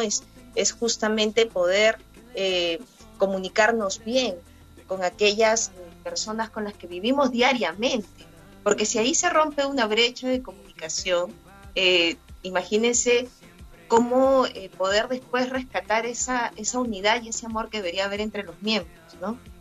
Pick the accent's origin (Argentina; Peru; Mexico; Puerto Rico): Peru; yo soy peruana, soy periodista, eh, vivo actualmente en la ciudad de Lima